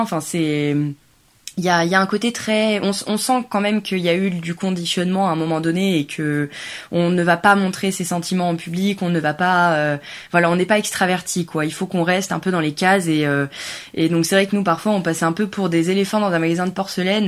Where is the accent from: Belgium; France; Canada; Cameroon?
France